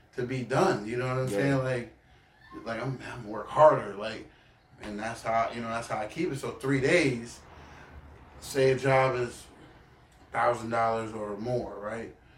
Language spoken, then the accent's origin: English; Baltimore, Maryland, United States; moved away; growing up in Baltimore